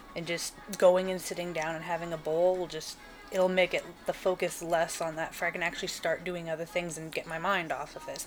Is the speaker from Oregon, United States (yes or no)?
yes; Portland, Oregon, United States; also born or lived in Grants Pass, Oregon; I was born in Grants Pass here in Oregon, mm-hmm. and then I've lived most of my life in Portland. We actually moved here when I was about six, so I spent most of my childhood